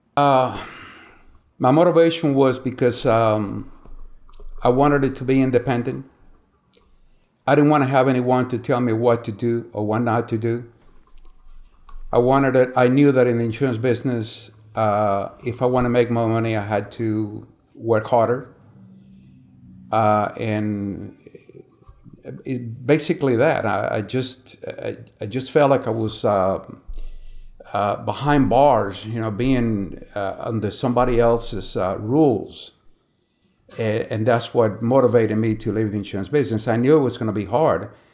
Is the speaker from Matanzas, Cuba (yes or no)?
yes; San Miguel de los Baños, Matanzas, Cuba; I was born in Cuba, uh, May eighteen, nineteen forty-eight, in a small town, uh, in Cuba called San Miguel de los Baños